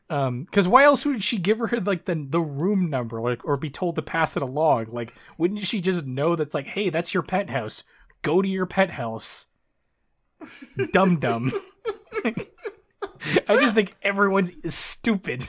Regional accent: near Toronto, Southern Ontario, Canada; I'm from Canada. Uh, I, I live in, I live in, I live in Ontario

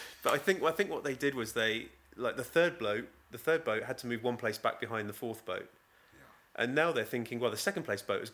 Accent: Beer, South West England, United Kingdom; also born or lived in Exmouth; I'm from Beer. You know, I grew up in Beer, and we had such a welcome home to our village

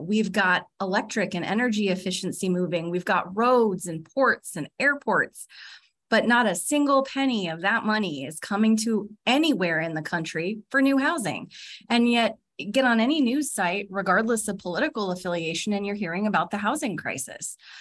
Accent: California, United States; accent: California; now in Alaska, United States; my California accent

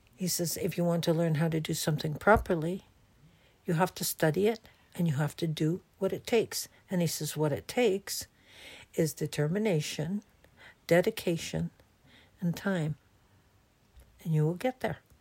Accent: Canada; I'm from Canada

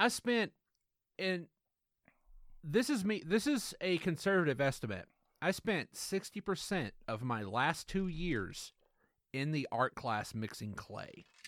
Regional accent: the South, United States; we are from the South

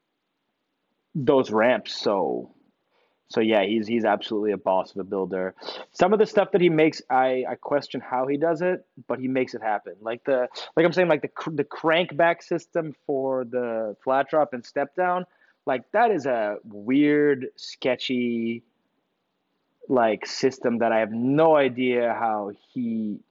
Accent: United States; I was born in the U.S.

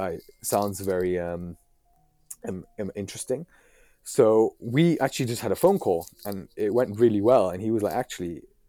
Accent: Islamabad, Islamabad Capital Territory, Pakistan; now in United Kingdom; my family originally from Pakistan. I'm from Islamabad

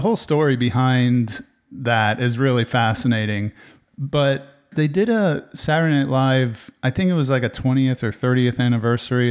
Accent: New Jersey, United States; now in Austin, United States; I grew up with him in New Jersey

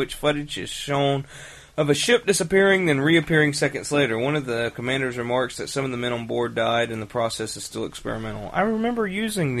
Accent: United States; as an American

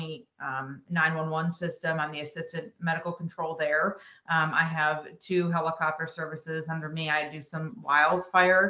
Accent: Buffalo, New York, United States; moved away as an adult; also born or lived in Rochester, New York / Syracuse, New York; now in Greenville, United States; I'm from Buffalo, New York originally

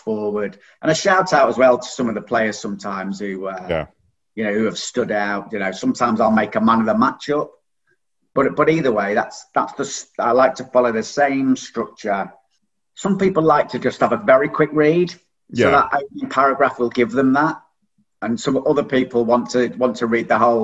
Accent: Stockport, North West England, United Kingdom; accent: northern; moved away as an adult; also born or lived in Macclesfield; now in Hastings, United Kingdom; you might be able to tell from the accent, I'm from the north. So I was born in Stockport

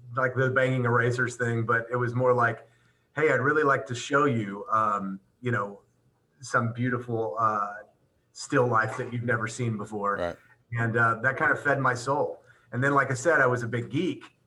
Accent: Pasadena, Texas, United States; I'm I'm from Texas

